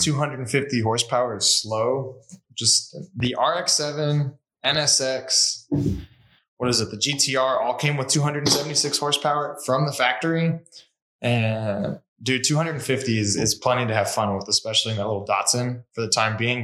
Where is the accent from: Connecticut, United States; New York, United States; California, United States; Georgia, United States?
California, United States; also born or lived in Washington; now in Arizona, United States; I grew up in California, lived in Washington for a little bit.